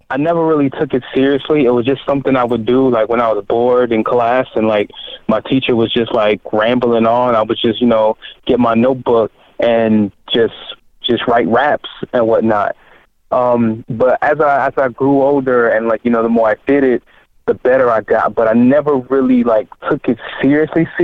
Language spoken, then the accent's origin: English; Miami, Florida, United States; also born or lived in Haiti; physically born in Haiti, but raised in, you know, city of Miami.